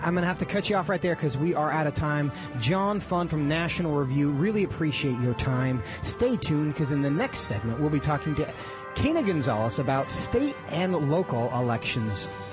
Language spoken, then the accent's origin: English; Texas, United States; in my home state of Texas